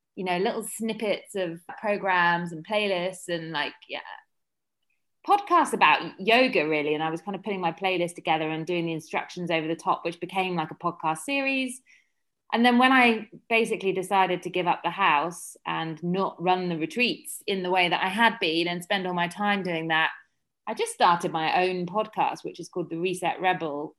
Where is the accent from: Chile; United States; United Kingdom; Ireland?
United Kingdom; Surrey, South East England; moved away as an adult; also born or lived in London; now in Ibiza, Spain; I'm from Surrey originally